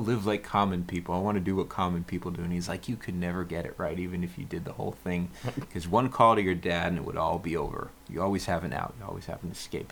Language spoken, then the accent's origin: English; Israel; I'm from Israel